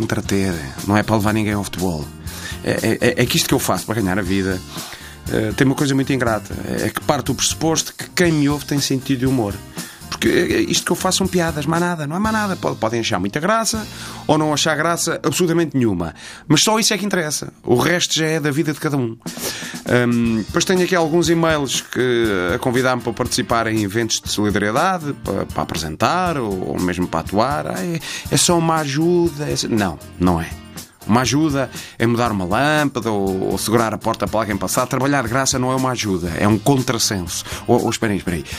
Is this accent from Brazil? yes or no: no; Vila Nova de Gaia, Norte, Portugal; eu não sou do Porto, eu sou de Gaia